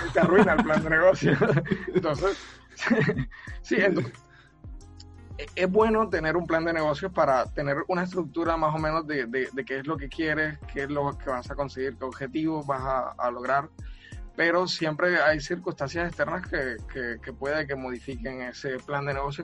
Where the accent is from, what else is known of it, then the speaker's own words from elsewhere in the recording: Cartagena, Bolívar, Colombia; now in Barranquilla, Colombia; yo soy de Cartagena, de Cartagena de Indias, pero vivo, vivo en Barranquilla desde hace un tiempo.